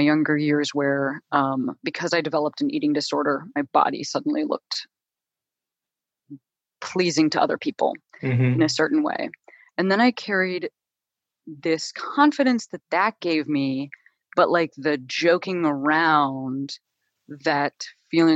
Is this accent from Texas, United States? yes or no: no; Chicago, Illinois, United States; I'm like from Chicago, I'm not from like an arts family